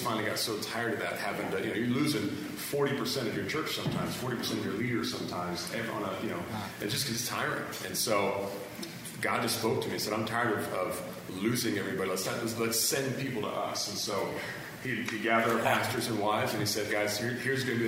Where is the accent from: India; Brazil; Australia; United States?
United States; Hawaii; I grew up in Hawaii